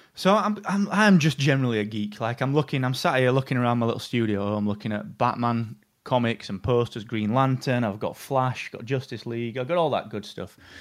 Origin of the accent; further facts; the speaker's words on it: England, United Kingdom; I am really English